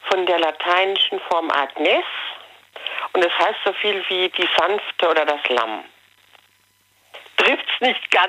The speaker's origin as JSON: {"language": "German", "country": "Germany", "said": "Gott sei Dank darfst du bei uns in Deutschland deinem Kind nicht jeden Namen geben."}